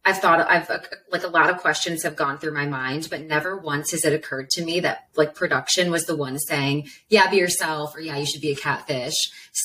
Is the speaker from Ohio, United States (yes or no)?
yes; Ohio, United States; moved away as an adult; also born or lived in East Coast; when I first got here, I'm from Ohio